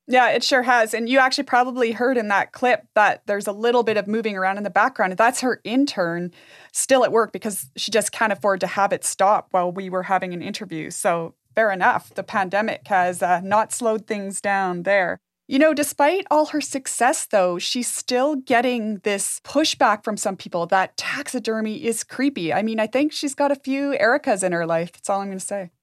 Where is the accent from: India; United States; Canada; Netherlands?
Canada; Jasper, Alberta; When I was growing up in Jasper